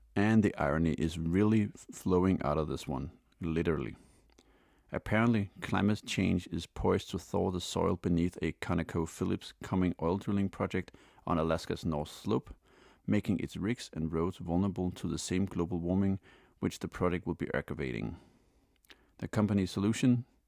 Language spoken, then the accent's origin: English; Denmark; Denmark, my home country